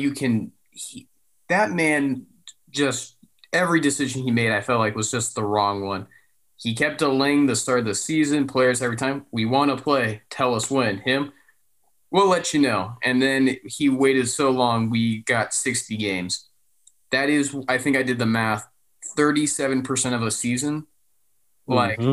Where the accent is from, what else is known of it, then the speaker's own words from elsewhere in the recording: Santa Clarita, California, United States; my hometown. Shout out to, you know, Santa Clarita